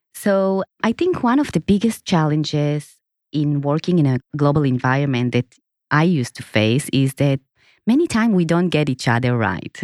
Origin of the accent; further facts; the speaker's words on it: Israel; moved away as an adult; now in Singapore; I was born in Israel, and in two thousand and seven, when I moved to Singapore